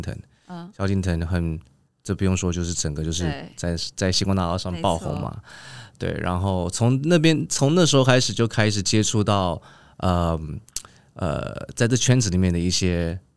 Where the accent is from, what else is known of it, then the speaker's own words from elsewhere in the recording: San Francisco, California, United States; Chinese is a second language; now in Taipei, Taiwan; 虽然我还是我的我的家乡可能还在美国旧金山，